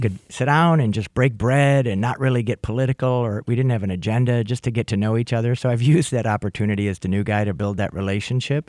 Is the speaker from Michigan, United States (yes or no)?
yes; St. Clair Shores, Michigan, United States; now in Oakland County, United States; I grew up in Macomb County. People don't always know that I grew up in St. Clair Shore